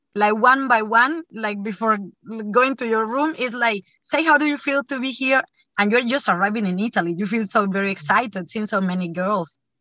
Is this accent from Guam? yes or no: no; Cuba; I am from Cuba.